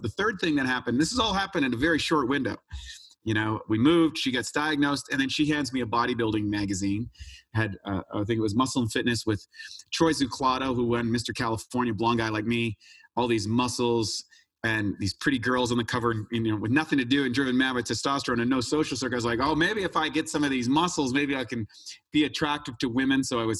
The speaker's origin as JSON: {"language": "English", "region": "New Brunswick", "country": "Canada", "tie": "born or raised there", "said": "I grew up in Canada, an ordinary kid, just playing hockey and all that sort of stuff in a place called New Brunswick, which is right next to Maine"}